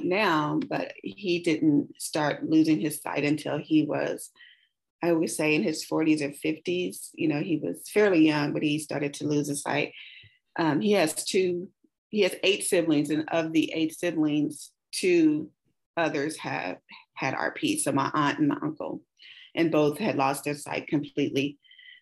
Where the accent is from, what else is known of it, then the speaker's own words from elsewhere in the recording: Kansas City, Missouri, United States; I'm from the Midwest, KC Mo, home of barbecue and jazz